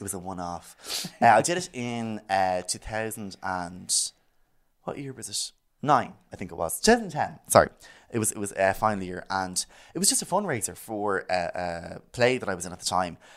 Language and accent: English; Malahide, Leinster, Ireland; I'm from Malahide